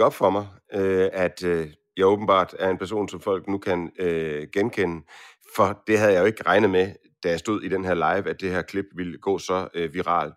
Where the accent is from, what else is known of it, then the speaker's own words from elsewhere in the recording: Aarhus, Central Denmark Region, Denmark; jeg kommer fra Aarhus.